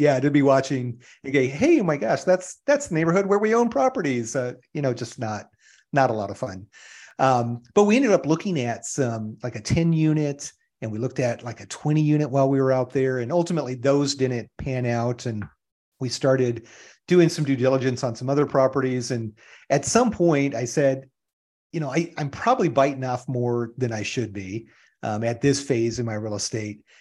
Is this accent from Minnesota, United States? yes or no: no; Iron River, Michigan, United States; moved away as an adult; also born or lived in Southern California; now in Phoenix, United States; I grew up in small town U S A, small little city in northern Michigan in what is called the U P, in the Upper Peninsula of Michigan, um, Iron River